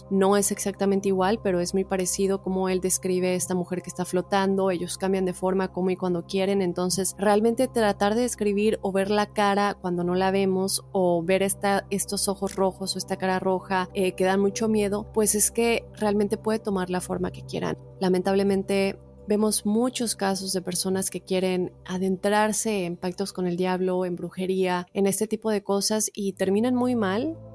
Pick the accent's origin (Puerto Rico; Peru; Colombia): Puerto Rico; also born or lived in North Dakota, United States; now in United States; soy de Puerto Rico, pero hace cinco años resido en Estados Unidos. Por casi cinco años viví en Dakota del Norte y en noviembre del 2020 me mudé a Florida junto con mi novio y su familia.